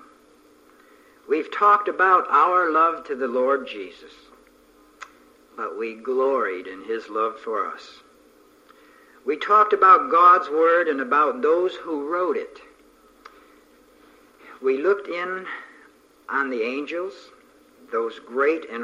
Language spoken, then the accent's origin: English; near Niagara Falls, Ontario, Canada; moved away; I was brought up right near Niagara Falls and used to swim in the Welland Canal